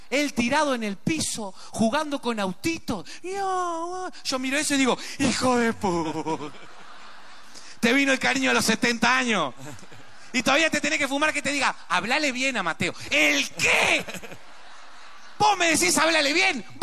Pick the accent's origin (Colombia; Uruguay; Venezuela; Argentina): Uruguay; ¿viste lo que somos los uruguayos, no?